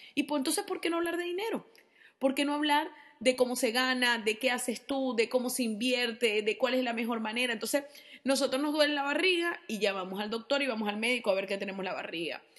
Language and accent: Spanish; Venezuela; yo soy venezolana